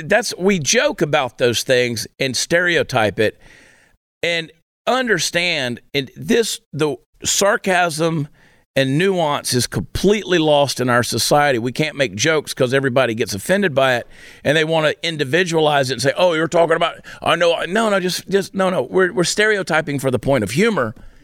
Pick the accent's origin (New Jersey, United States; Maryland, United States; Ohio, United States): New Jersey, United States; born there; people love to give me a hard time because I was born in New Jersey.